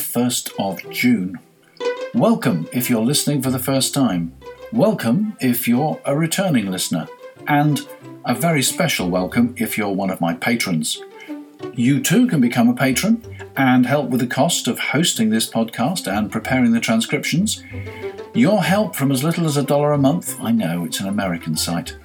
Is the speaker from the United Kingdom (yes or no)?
yes; United Kingdom; I'm British